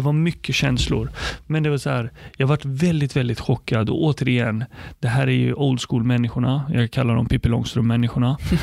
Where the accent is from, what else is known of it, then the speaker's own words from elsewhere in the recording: Sweden; also born or lived in Palestine / Nyköping, Sweden; uppvuxen i Sverige. Jag kom hit när jag var fem år